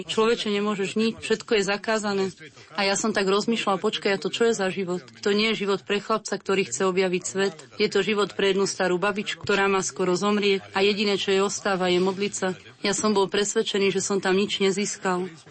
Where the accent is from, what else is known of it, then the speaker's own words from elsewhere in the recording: Split, Split-Dalmatia County, Croatia; born there; a narodil som sa v Splite v Chorvátsku v jednej katolíckej rodine